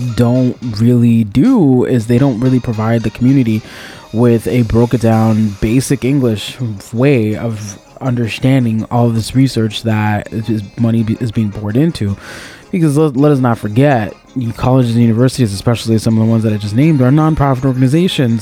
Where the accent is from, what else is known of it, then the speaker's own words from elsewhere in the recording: Miami, Florida, United States; I was born and raised in Miami-Dade County